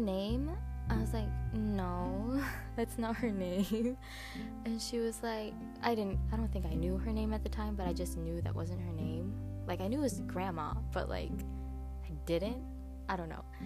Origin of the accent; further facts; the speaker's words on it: United States; I am Filipino American and I am a first generation uh, here in the States.